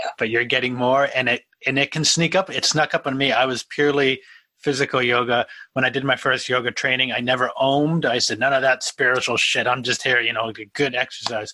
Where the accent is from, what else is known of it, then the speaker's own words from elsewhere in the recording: outside of Boston, Massachusetts, United States; moved away; I'm currently at my parents' house outside of Boston